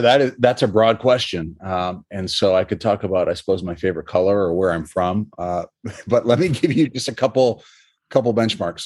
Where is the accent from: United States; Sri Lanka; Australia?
United States; New Hampshire; moved away; I'm from New Hampshire originally.